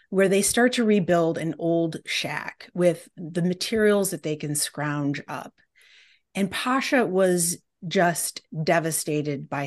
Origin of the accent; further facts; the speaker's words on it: Detroit, Michigan, United States; the fact that I came from Detroit